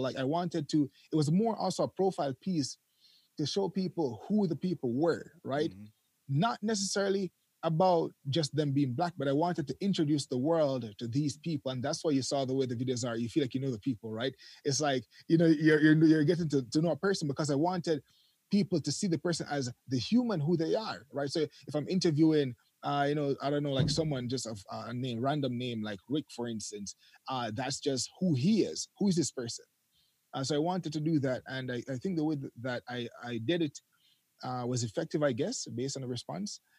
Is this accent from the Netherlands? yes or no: no; Jamaica; also born or lived in Canada; now in Japan; I was born in Jamaica, grew up in Jamaica, left for Canada